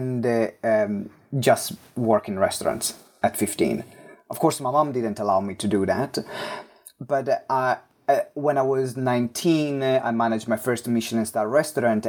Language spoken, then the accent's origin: English; Maranello, Emilia-Romagna, Italy; accent: Italian; English is a second language; moved away as an adult; now in London, United Kingdom; is a very strong Italian accent. I was born in Italy in a small town called Maranello.